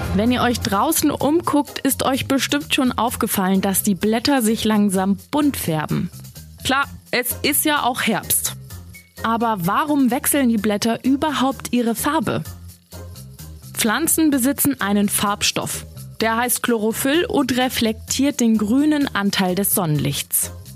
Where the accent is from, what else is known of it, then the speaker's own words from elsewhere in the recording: Hamburg, Germany; bei uns in Hamburg